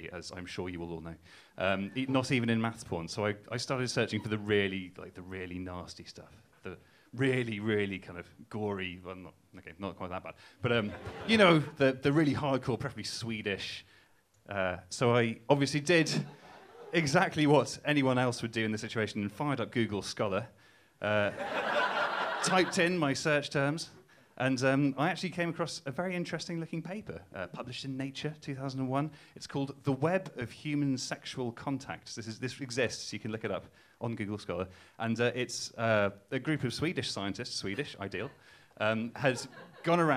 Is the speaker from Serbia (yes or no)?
no; Newcastle upon Tyne, North East England, United Kingdom; I'm not from Cambridge, as you can tell from my accent. I'm from Newcastle